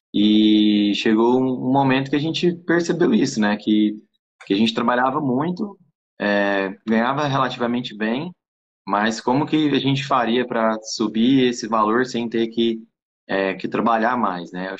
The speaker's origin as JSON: {"language": "Portuguese", "town": "Goiânia", "region": "Goiás", "country": "Brazil", "said": "sou aqui de Goiânia, Goiás personal trainer"}